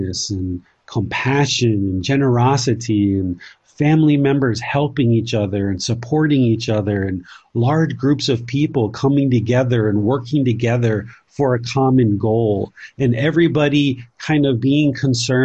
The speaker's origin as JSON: {"language": "English", "town": "Washington", "region": "District of Columbia", "country": "United States", "tie": "born or raised there", "said": "I grew up in America in the Washington, D.C. area"}